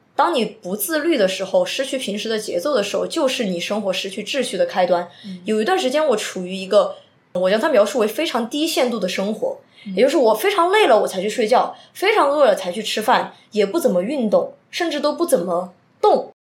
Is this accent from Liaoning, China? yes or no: no; Chongqing, China; moved away as an adult; also born or lived in Suzhou; 虽然我是重庆人，也在重庆长大